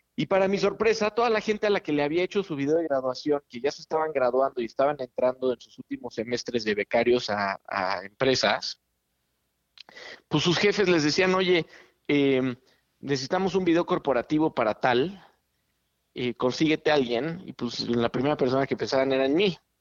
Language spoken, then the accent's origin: Spanish; Mexico City, Mexico; crecí toda mi vida en, la Ciudad de México